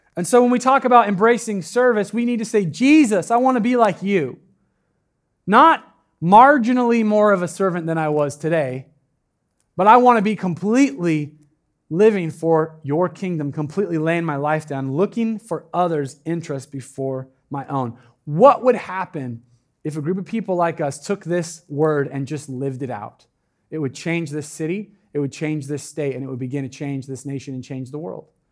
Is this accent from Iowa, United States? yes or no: no; Medford, Oregon, United States; now in Eugene, United States; I'm from Medford